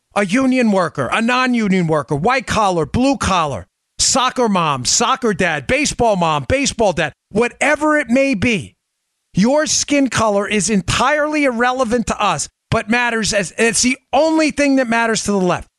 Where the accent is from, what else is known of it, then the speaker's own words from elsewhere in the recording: New York, United States; I grew up in New York